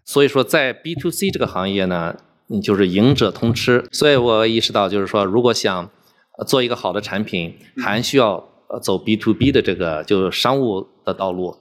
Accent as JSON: {"language": "Chinese", "town": "Zibo", "region": "Shandong", "country": "China", "tie": "born or raised there", "also_born_or_lived": "Jinan", "moved": "as an adult", "lives_now": "Houston, United States", "said": "我是出生在山东，在山东长大，初中的时候去了济南，在济南读的初中和高中，然后在山东大学学的计算机科学专业"}